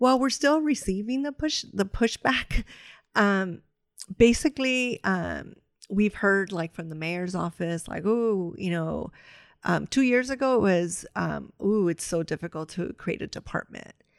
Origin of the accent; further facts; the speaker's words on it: Los Angeles, California, United States; L A is my city, but I'm from Boyle Heights